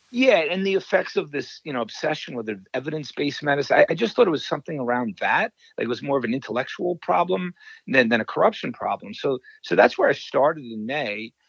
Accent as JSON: {"language": "English", "region": "New York", "country": "United States", "moved": "yes", "lives_now": "Wisconsin, United States", "said": "I am from New York, but I uh, now live in Wisconsin."}